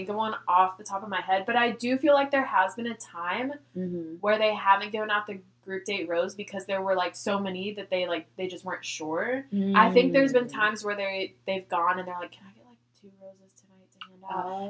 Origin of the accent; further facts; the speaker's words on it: Sacramento, California, United States; So I'm from Sacramento, and I'm an only child.